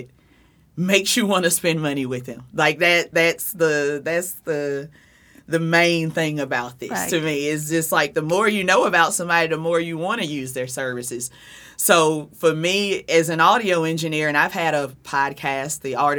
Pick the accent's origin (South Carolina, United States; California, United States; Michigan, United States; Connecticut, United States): South Carolina, United States; accent: Southern; moved away as an adult; also born or lived in Jersey City, New Jersey; now in Fort Lee, United States; I have a Southern accent, so I'm definitely not from Jersey. I'm from South Carolina, but I've been in Jersey for 10 years.